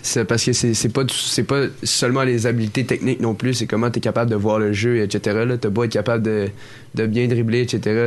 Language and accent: French; Quebec, Canada; au Saguenay-Lac-Saint-Jean? Moi, je viens de là